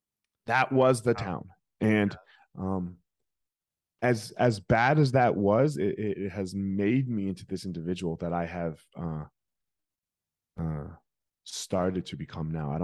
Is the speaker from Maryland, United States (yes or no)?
no; Franklinville, New Jersey, United States; South Jersey, a little town called Franklinville. Nobody's heard of it.